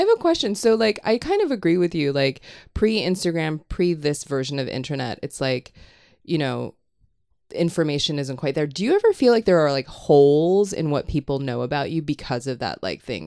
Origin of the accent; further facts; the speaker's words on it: Hong Kong; moved away; I grew up in Hong Kong